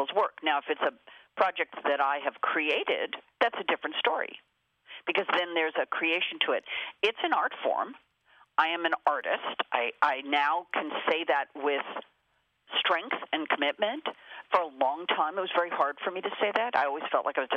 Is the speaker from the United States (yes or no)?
yes; Los Angeles, California, United States; I am born and raised in Los Angeles